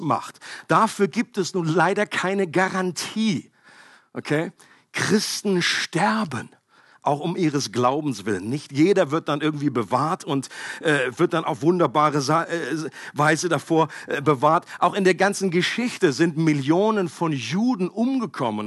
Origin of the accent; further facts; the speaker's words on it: Germany; Für mich als Deutscher